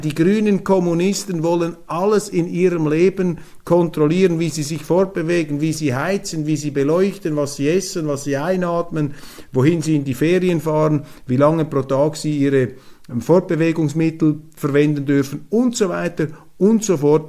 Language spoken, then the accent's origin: German; Switzerland; als Schweizer